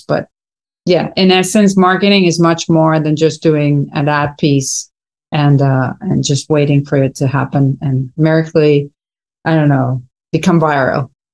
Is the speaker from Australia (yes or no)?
no; Venezuela; moved away as an adult; also born or lived in United States; now in Miami, United States; born and raised in Venezuela